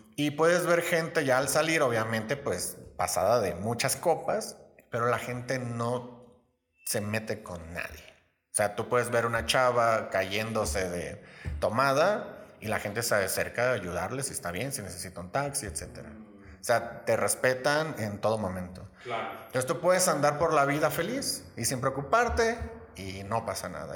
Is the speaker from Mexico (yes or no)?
yes; Los Mochis, Sinaloa, Mexico; moved away as an adult; now in Querétaro, Mexico; soy originario de Los Mochis, Sinaloa